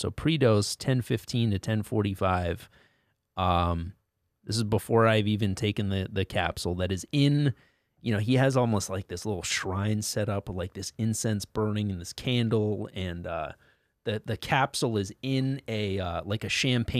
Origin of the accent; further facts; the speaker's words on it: Connecticut, United States; Like I grew up in Connecticut as well.